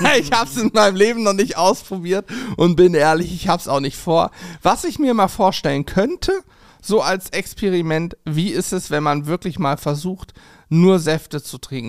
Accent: Spangenberg, Hesse, Germany; moved away; meiner Heimat in Hessen, in Spangenberg

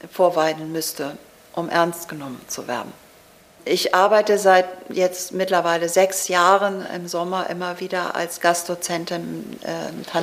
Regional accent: Hamburg, Germany; aber ich bin Ostfriesin. Ich bin in Hamburg aufgewachsen.

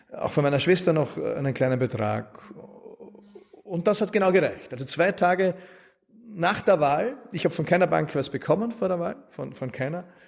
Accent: Wald am Arlberg, Vorarlberg, Austria; also born or lived in Innsbruck; now in Vienna, Austria; ich bin so irgendwie in Wald am Arlberg aufgewachsen

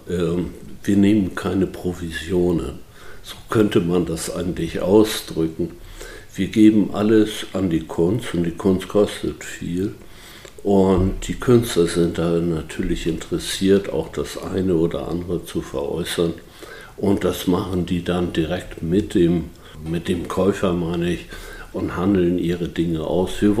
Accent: Büdelsdorf, Schleswig-Holstein, Germany; born there; sind hier nicht nur geboren in Büdelsdorf, sondern haben die Welt auch von anderen

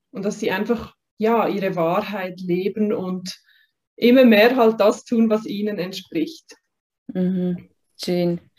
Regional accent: Basel, Basel-Stadt, Switzerland; also ich bin in Basel aufgewachsen, in der Region. Und ich hatte da immer so das Gefühl gehabt, dass da noch mehr auf mich wartet.

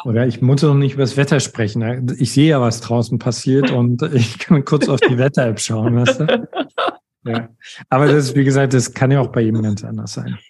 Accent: East Germany, Germany; Ich komme aus einem atheistischen Haus. Äh, ich komme aus Ostdeutschland

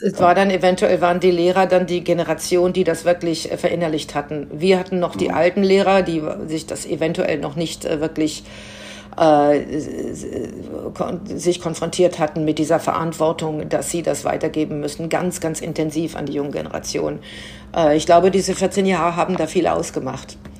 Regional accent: Münster, North Rhine-Westphalia, Germany; ich bin in Münster aufgewachsen, äh, sehr katholische Stadt

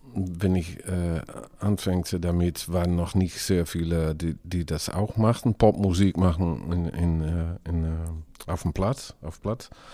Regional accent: Drenthe, Netherlands; German is a second language; now in Groningen, Netherlands; eigentlich komme ich aus Drenthe, und, aber in einer Gegend, wo man Chronisch spricht auch. Aber jetzt wohne ich in die Stadt Groningen

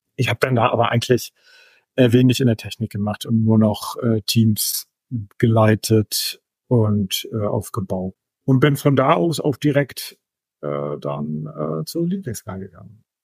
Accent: Germany; als Deutscher

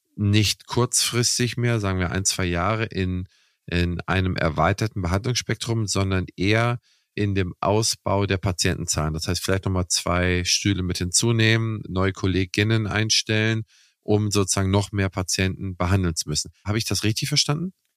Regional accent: Kiel, Schleswig-Holstein, Germany; meine Heimatstadt oder eine mein, also in meinem Umkreis aus Kiel

